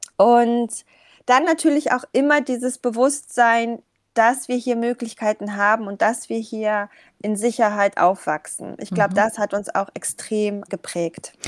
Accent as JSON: {"language": "German", "region": "Hamburg", "country": "Germany", "also_born_or_lived": "Kabul, Afghanistan", "said": "als Hamburgerin"}